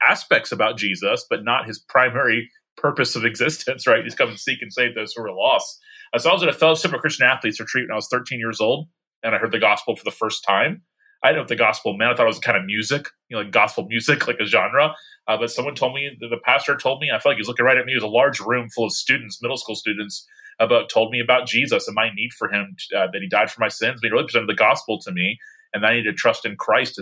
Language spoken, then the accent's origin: English; Tallahassee, Florida, United States; I am pastoring in my hometown of Tallahassee, Florida